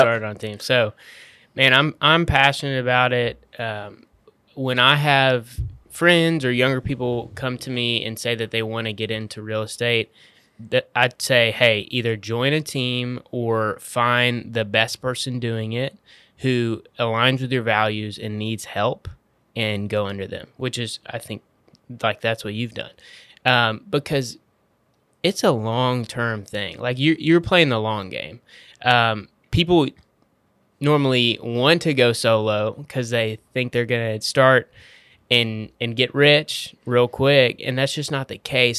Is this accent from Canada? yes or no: no; Waco, Texas, United States; I'm from Waco